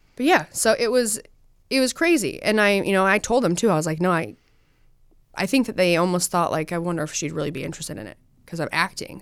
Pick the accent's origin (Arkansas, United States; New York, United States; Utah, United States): Utah, United States; I'm from Utah.